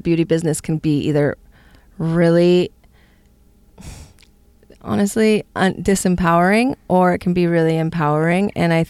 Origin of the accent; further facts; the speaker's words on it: California, United States; I come from Northern California, so I grew up using CBD.